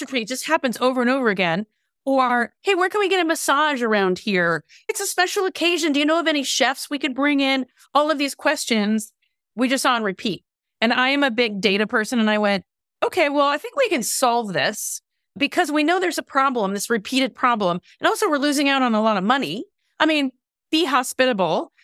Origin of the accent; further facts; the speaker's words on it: Canada; now in California, United States; I live in California but spent much of my youth also growing up in Canada. So I'm kind of a I'm a hybrid